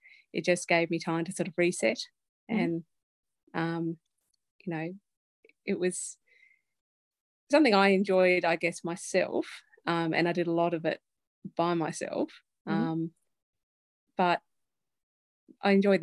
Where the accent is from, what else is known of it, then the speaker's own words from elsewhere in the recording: Hobart, Tasmania, Australia; now in Forth, Australia; I grew up in Hobart